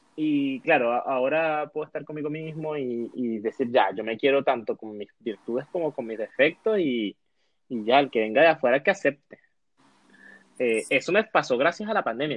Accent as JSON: {"language": "Spanish", "country": "Venezuela", "also_born_or_lived": "Colombia", "moved": "as an adult", "lives_now": "Chile", "said": "nosotros somos venezolanos y, estamos migrantes en Chile."}